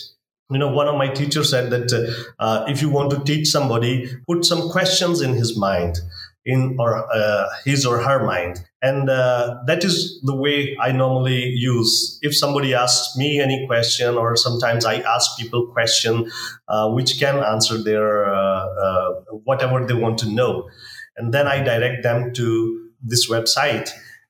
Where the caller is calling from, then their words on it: Punjab, Pakistan; first language Punjabi; English is a second language; We have local languages, like I am in Punjab, and my mother tongue is Punjabi language.